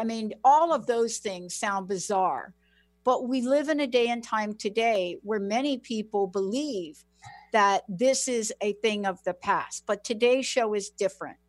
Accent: East Coast, United States; growing up on the East Coast

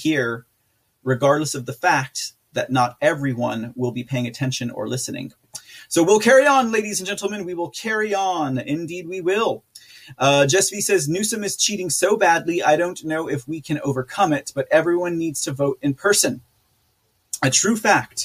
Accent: San Antonio, Texas, United States; my hometown, San Antonio

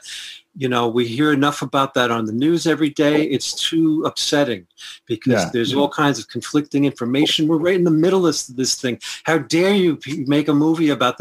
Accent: New York City, New York, United States; I'm from the Bronx, and that's part of New York City. And I had a Catholic upbringing

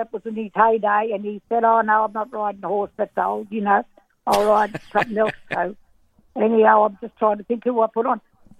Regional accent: Bombala, New South Wales, Australia; Oh, look, it was tough, mate. It was back, you know, I was only born in 45, so we did it pretty hard. Our father and all them were shearers as well

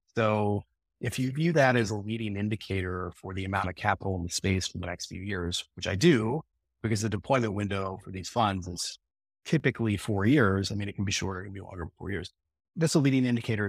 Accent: Atlanta, Georgia, United States; growing up in Atlanta

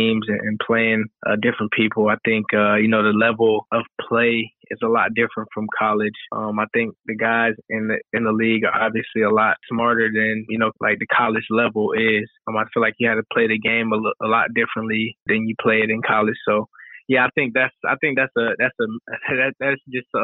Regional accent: Roswell, Georgia, United States; moved away as an adult; also born or lived in Alabama; now in New York City, United States; I'm from Roswell. I went to school there.

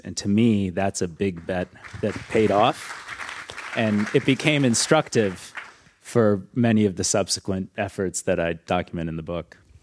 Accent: Detroit, Michigan, United States; I grew up in suburban Detroit.

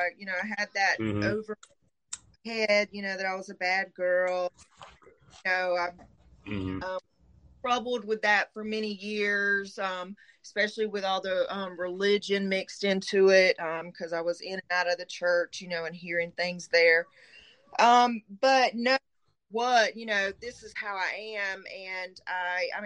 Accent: Middle Georgia, United States; accent: Southern; now in South Georgia, United States; I'm from Middle Georgia. I live in South Georgia now

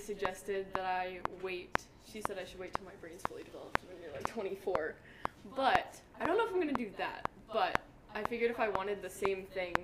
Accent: Mechanicsburg, Pennsylvania, United States; I'm from Mechanicsburg, Pennsylvania

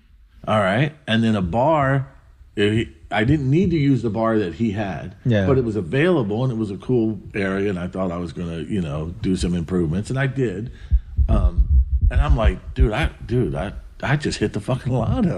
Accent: East Coast, United States; moved away as an adult; also born or lived in Ventura, California; now in California, United States; I come from the East Coast

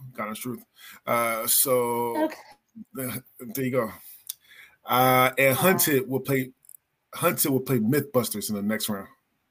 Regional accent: Philadelphia, Pennsylvania, United States; When I was younger in Philly

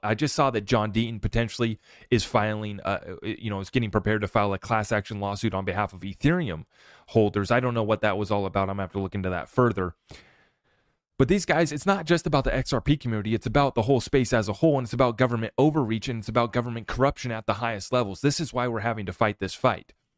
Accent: United States; as an American

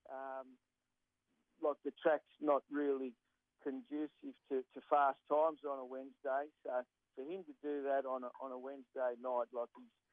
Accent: New South Wales, Australia; I'm from New South Wales

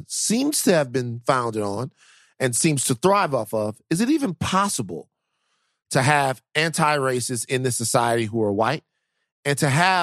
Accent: Baton Rouge, Louisiana, United States; I am from South Baton Rouge, Louisiana

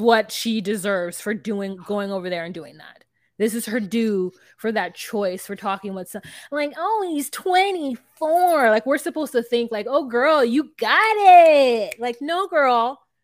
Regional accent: United States; a American who's watched enough ninety Day Fiance

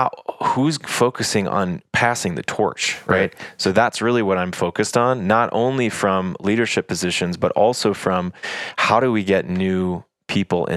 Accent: Texas, United States; moved away; also born or lived in Africa; I grew up in Texas

